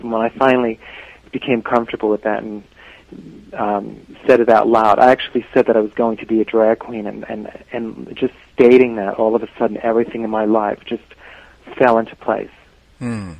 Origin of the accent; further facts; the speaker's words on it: New York City, New York, United States; growing up in the Bronx